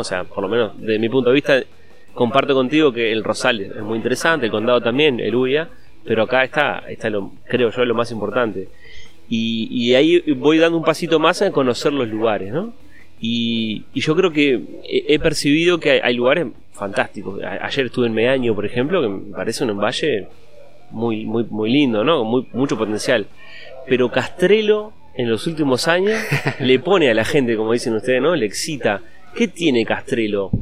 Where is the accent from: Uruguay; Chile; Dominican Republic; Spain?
Uruguay; en Uruguay, en mi país